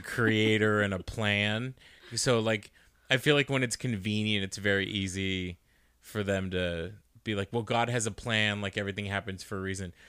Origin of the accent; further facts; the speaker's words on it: Arizona, United States; we're just from Arizona